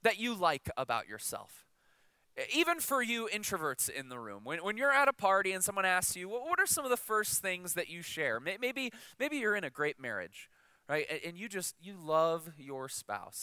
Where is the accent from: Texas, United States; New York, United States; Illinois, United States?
Illinois, United States; Chicago; I'm from Chicago